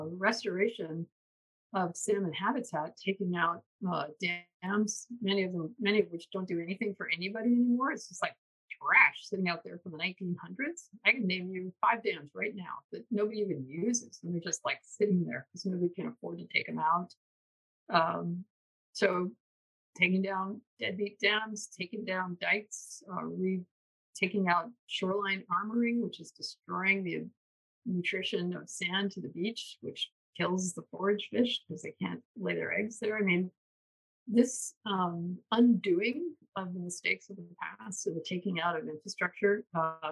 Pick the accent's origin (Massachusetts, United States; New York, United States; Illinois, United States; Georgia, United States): New York, United States; moved away as an adult; I'm from the East Coast, New York. And when I came out here in 1992